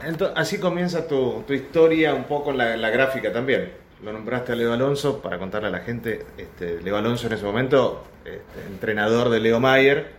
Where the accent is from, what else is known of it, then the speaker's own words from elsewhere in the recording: Argentina; nosotros los argentinos